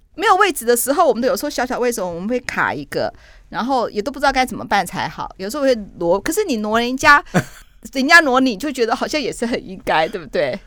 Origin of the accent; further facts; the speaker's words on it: northern Taiwan, Taiwan; 我是北部人，我是个北部怂